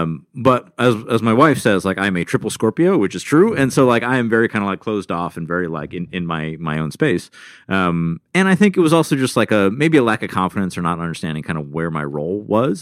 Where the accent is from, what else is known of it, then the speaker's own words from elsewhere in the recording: Rochester, New York, United States; I was born in Rochester, New York